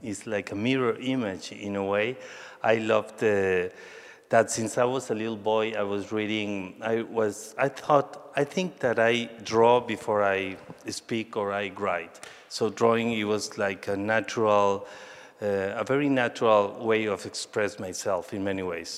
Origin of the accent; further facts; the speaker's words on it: Mexico City, Mexico; English is a second language; moved away as an adult; also born or lived in Colima / New York; I was born in Mexico City and lived all my life in Mexico City, even that all my family is from Colima.